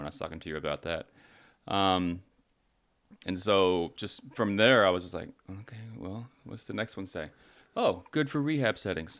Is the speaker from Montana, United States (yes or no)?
no; Texas, United States; now in Los Angeles, United States; I'm from Texas, right? So we all had big trucks